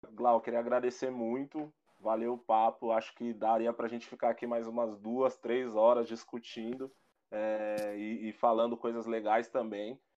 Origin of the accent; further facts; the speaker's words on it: Brazil; eu aqui sou brasileiro e me acho branco